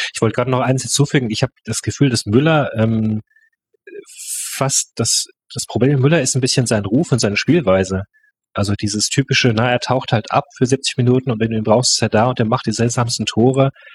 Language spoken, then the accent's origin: German; Germany; also born or lived in Paris, France; ich bin in Deutschland aufgewachsen. Mein Vater ist Franzose